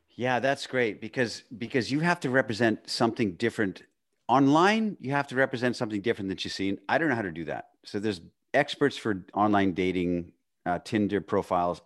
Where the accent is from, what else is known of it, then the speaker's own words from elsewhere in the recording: Northern Canada, Canada; I was this poor kid growing up in Northern Canada.